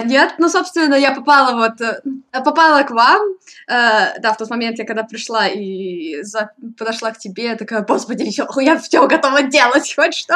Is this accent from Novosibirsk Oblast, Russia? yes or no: yes; Novosibirsk, Novosibirsk Oblast, Russia; moved away as an adult; now in Moscow, Russia; Я вообще из Новосибирска была. М, а, в принципе, из Сибири